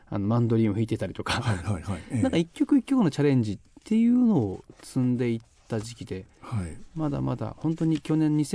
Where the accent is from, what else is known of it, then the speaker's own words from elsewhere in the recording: Yamanashi, Japan; moved away as an adult; 自分がこう生まれ育った山梨かなっていうのがあって。はいはいえー18高校卒業までなんですけど